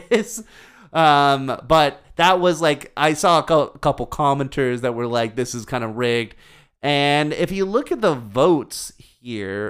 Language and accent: English; United States; As an American